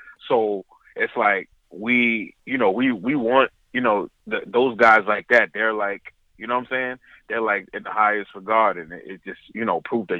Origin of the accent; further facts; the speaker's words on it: Riverhead, New York, United States; also born or lived in Central Islip / Bay Shore / Hicksville / Westbury; I grew up in Riverhead, but I lived like all over Long Island, Nassau, Suffolk County. You know what I'm saying? I've been, you know, I live a good amount of places on Long Island.